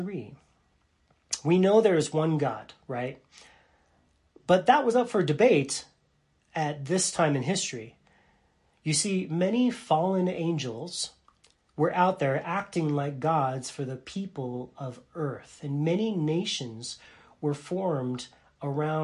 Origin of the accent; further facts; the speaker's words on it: United States; for me as an American